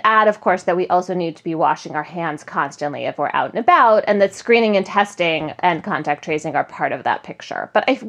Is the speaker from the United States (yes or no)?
yes; Connecticut, United States; I looked up the data in Connecticut, my home state, the other day